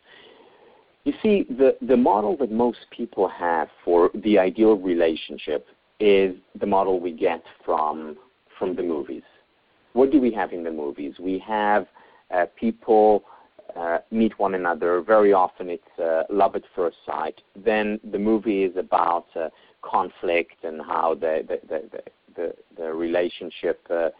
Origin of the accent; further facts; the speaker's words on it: Israel; I grew up in Israel